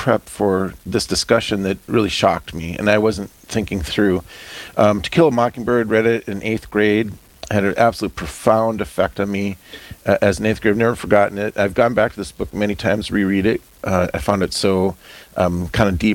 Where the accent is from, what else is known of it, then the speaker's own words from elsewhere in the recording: North Dakota, United States; as a white rural farm kid growing up in North Dakota